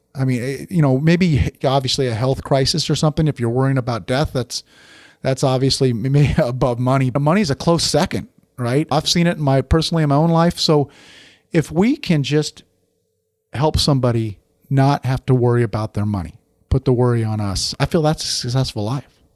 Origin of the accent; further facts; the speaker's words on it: Oregon, United States; I grew up in Oregon.